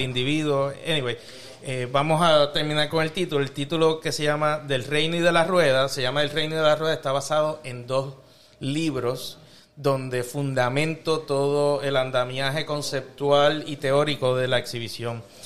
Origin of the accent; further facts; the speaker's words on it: Chicago, Illinois, United States; yo soy mitad colombiano, mitad boricua, nacido y criado aquí